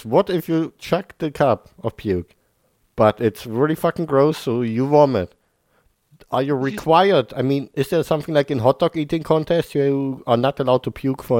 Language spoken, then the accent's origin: English; United Kingdom; as a Brit